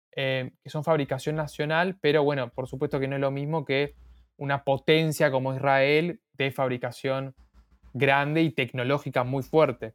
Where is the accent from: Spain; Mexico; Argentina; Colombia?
Argentina; nací en Argentina, eh, mis papás vinieron de Armenia hace 20 años